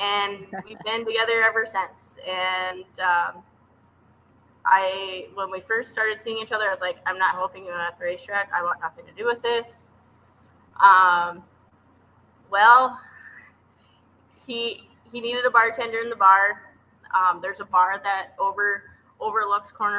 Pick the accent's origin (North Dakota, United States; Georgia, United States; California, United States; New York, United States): North Dakota, United States; Devils Lake; which is about 16 miles from my hometown. So it's kind of cool to still be in my hometown and raise my kids kind of in the area.